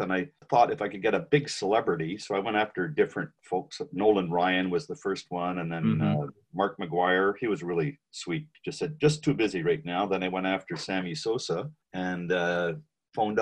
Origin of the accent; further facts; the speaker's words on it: Vancouver, British Columbia, Canada; also born or lived in Montreal; That's where I was from Vancouver